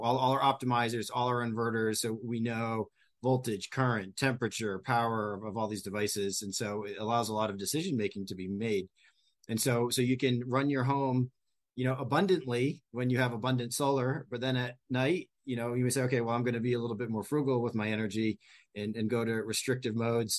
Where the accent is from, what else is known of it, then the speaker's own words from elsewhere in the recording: New England, United States; moved away; I grew up in New England and we had hurricanes